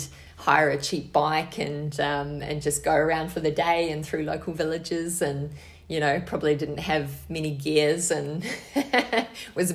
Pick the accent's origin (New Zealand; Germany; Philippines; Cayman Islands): New Zealand; Hokitika, West Coast; moved away as an adult; now in Australia; I grew up in Hokitika, which is a tiny town on the west coast of the South Island